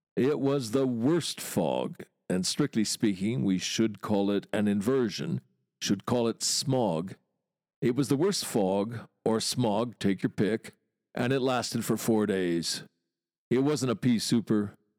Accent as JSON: {"language": "English", "region": "Wisconsin", "country": "United States", "tie": "born or raised there", "moved": "as an adult", "lives_now": "London, United Kingdom", "said": "Growing up in Wisconsin, twenty years there"}